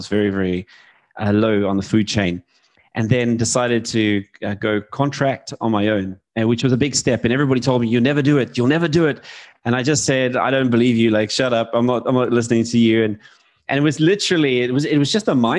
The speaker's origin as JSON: {"language": "English", "country": "South Africa", "tie": "born or raised there", "moved": "as an adult", "lives_now": "United Kingdom", "said": "I was born in South Africa."}